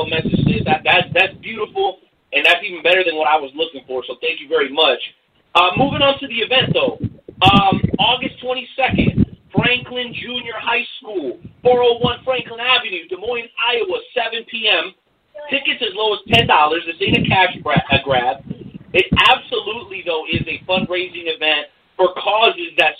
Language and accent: English; Mexico; I'm from the land of the sun, I'm a Mexican cat, I was born in Mexico